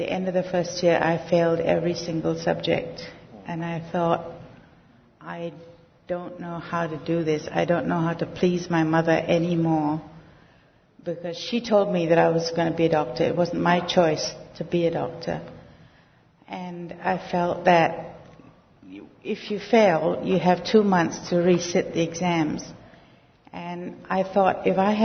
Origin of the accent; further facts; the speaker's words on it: Singapore; I was born in Singapore, and my parents divorced when I was about 5. And my mother remarried when I was about 8. And I grew up in a very violent and unloving home.